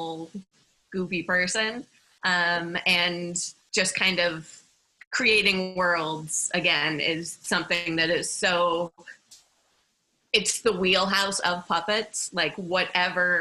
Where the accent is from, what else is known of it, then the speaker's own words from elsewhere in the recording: Minneapolis, Minnesota, United States; I grew up in Minneapolis, which is a really great city for